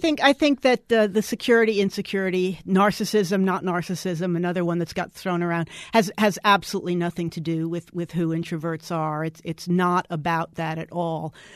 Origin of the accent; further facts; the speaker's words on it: New York City, New York, United States; now in Dallas, United States; I grew up in New York City.